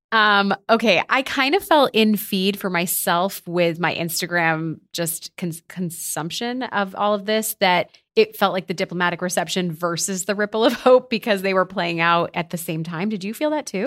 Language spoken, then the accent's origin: English; United States; I am an American